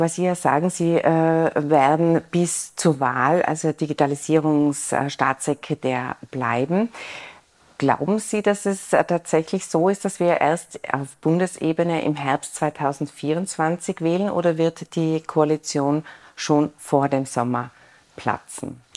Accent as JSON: {"language": "German", "town": "Innsbruck", "region": "Tyrol", "country": "Austria", "said": "als Innsbruckerin"}